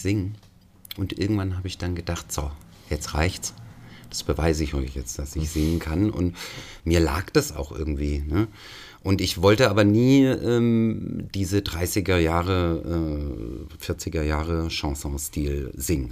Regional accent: Swabia, Germany; mein Vater äh, äh, ist auch gebürtiger Schwabe

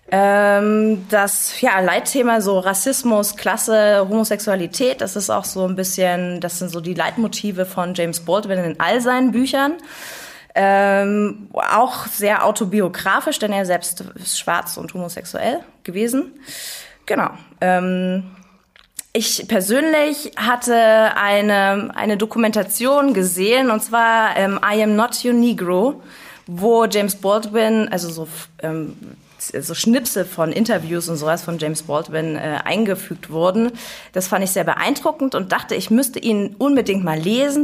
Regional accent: Dresden, Saxony, Germany; now in Leipzig, Germany; ich komme aus Dresden, im Tal der Ahnungslosen

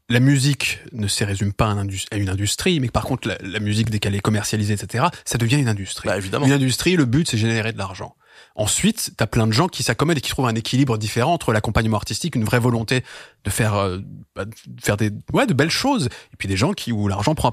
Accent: Brussels, Belgium; même en tant que Belge, même

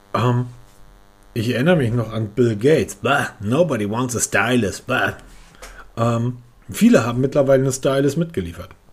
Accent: the North, Northern Germany, Germany; bei uns im Norden

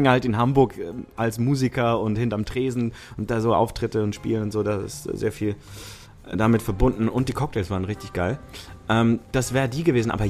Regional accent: Switzerland; first language Italian; ich bin bilingual aufgewachsen in der Schweiz. Italienisch und Schweizerdeutsch.

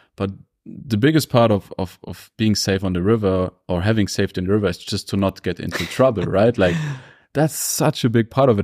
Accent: Germany; now in Innsbruck, Austria; Coming up and growing up in Germany

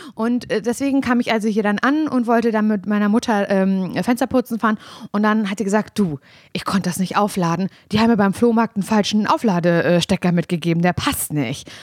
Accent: Parchim, Mecklenburg-Vorpommern, Germany; moved away; hier sitze ich halt als ein im Jugendschreibtisch in Parchim in meiner Heimatstadt

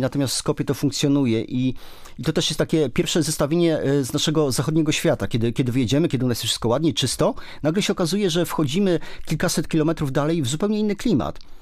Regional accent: Poland; my jesteśmy z Polski

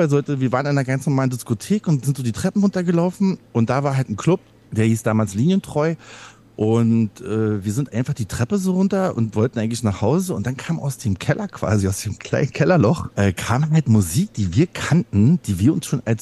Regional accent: East Germany, Germany; also ich komme ja aus dem Osten

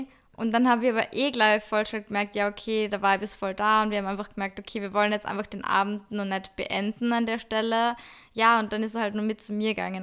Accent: Salzburg, Austria; ich bin aus Salzburg-Stadt

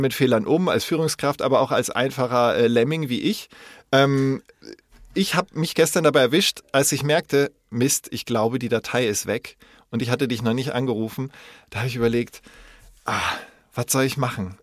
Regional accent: West Germany, Germany; als Wessi

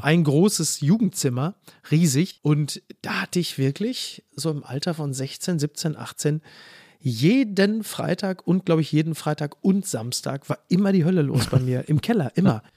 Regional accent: Castrop-Rauxel, North Rhine-Westphalia, Germany; Henrichenburg, wo ich herkomme, ist ja dann nochmal so in den Outs, das ist ja eher so das Münsterland

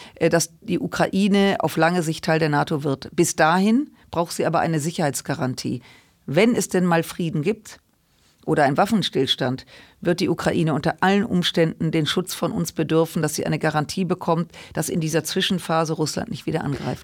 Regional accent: Germany; wir als Deutsche

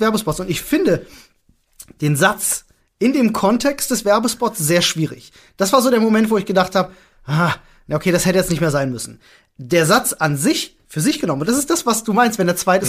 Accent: Berlin, Germany; Ich bin Berliner

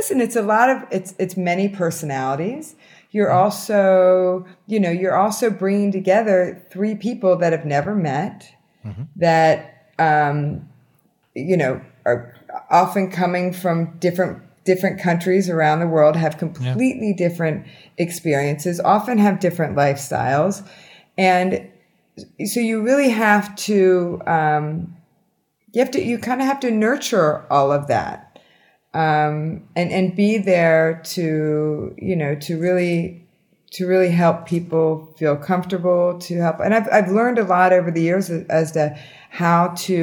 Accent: Pennsylvania, United States; now in Miami, United States; I'm originally from Pennsylvania

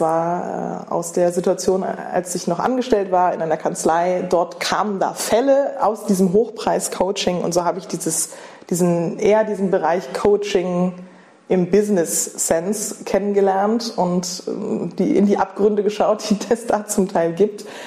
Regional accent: Germany; moved away as an adult; also born or lived in London / Berlin / Paris; Bei Bremen, Bei Bremen. in Norddeutschland

